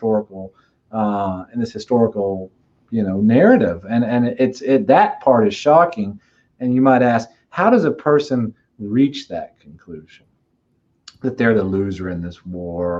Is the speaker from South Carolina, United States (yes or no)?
no; East Tennessee, United States; I'm from East Tennessee